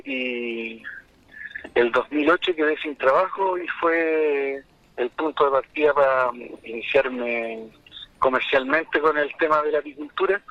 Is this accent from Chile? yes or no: yes; La Colonia, Illapel commune, Coquimbo, Chile; soy de la colonia